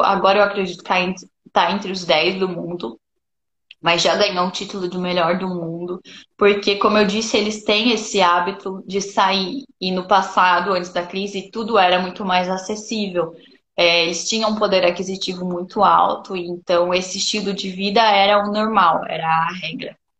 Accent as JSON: {"language": "Portuguese", "country": "Brazil", "moved": "as an adult", "lives_now": "Lebanon"}